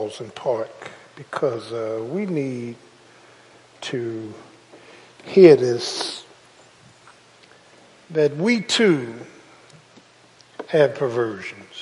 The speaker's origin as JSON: {"language": "English", "town": "Philadelphia", "region": "Pennsylvania", "country": "United States", "tie": "born or raised there", "said": "people I grew up with in South Philly"}